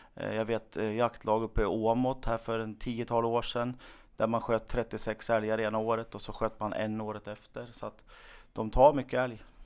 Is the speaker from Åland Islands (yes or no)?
no; Hedesunda, Gävleborg County, Sweden; kommer utifrån Hedesunda. När jag växte upp så var det alldeles fantastiskt på landsbygden